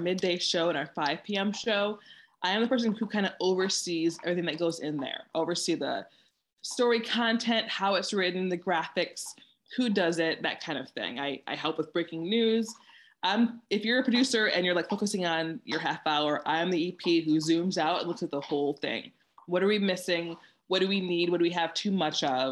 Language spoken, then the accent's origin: English; Saginaw, Michigan, United States; moved away as an adult; also born or lived in Houston, United States / Atlanta, United States; now in New York, United States; I am from Saginaw, Michigan, which is about an hour-ish away from Mount Pleasant